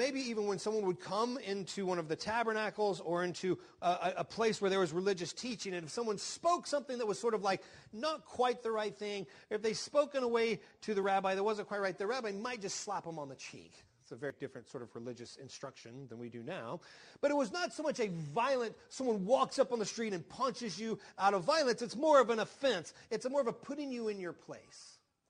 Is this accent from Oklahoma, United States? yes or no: yes; Oklahoma, United States; I grew up in Oklahoma